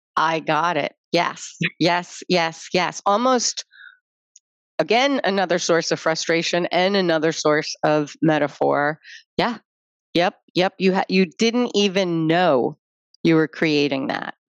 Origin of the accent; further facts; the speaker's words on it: United States; I put myself as an American in that space.